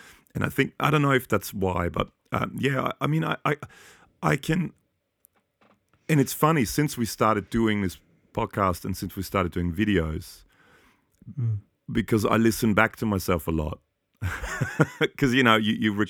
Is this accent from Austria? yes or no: yes; Austria; I grew up in Austria to a Hungarian dad and a German Polish mum. And so I was kind of a foreigner in Austria and I'm a foreigner here.